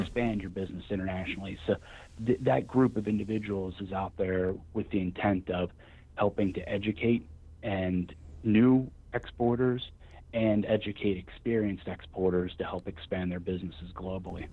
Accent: Wheeling, West Virginia, United States; I'm from Wheeling, West Virginia. I've been from the area all my life

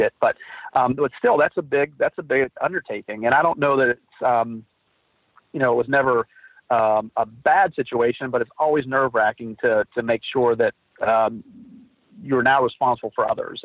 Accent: Philadelphia, West Virginia, United States; I was born and raised in West Virginia in a little town outside of Wheeling called Philadelphia, West Virginia

